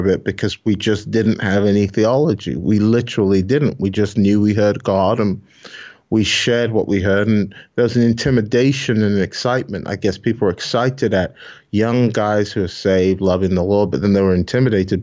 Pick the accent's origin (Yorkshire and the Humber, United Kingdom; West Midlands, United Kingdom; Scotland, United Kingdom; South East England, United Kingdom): Scotland, United Kingdom; Glasgow; accent: Scottish; also born or lived in Nigeria; I grew up in Glasgow